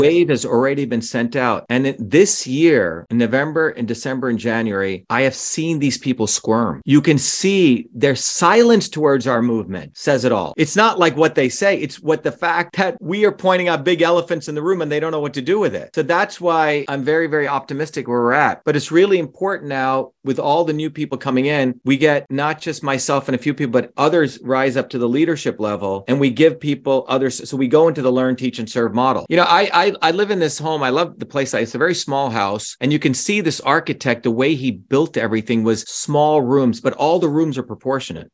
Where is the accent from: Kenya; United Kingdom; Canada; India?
India; moved away; when I was growing up in India in a village, where people, the, the Indian Tamil language does not have a word for my